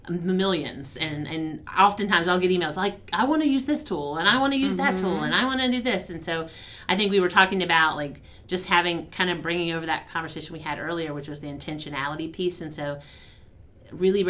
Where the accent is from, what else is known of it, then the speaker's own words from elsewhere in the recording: Southern Virginia, United States; I'm from the Southern Virginia